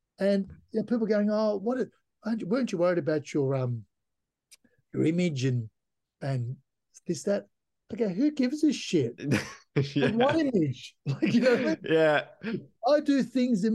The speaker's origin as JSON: {"language": "English", "country": "Turkey", "tie": "born or raised there", "moved": "yes", "lives_now": "Australia", "said": "I was born in Turkey, you know, I'm a proud Australian citizen"}